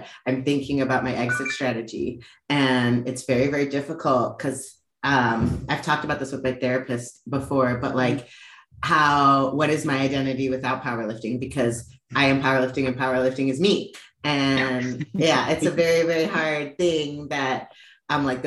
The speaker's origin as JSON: {"language": "English", "town": "Cleveland", "region": "Ohio", "country": "United States", "said": "I'm from Cleveland, Ohio"}